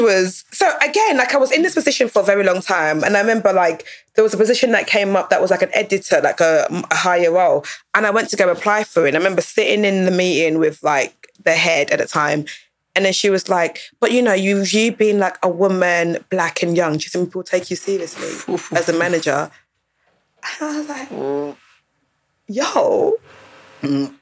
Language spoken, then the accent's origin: English; Dagenham, London, United Kingdom; I grew up in Dagenham. I was in second school in Dagenham